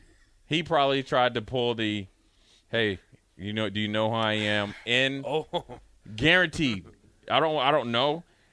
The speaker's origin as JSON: {"language": "English", "town": "Frederick", "region": "Maryland", "country": "United States", "tie": "born or raised there", "said": "Frederick, Maryland, my hometown, Frederick, Maryland's own."}